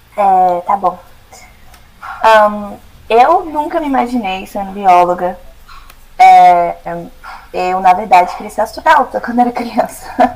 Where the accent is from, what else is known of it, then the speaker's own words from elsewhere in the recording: Brasília, Federal District, Brazil; moved away as an adult; now in United States; sou nascida e criada em Brasília, mas meu coração é goiano, minha família também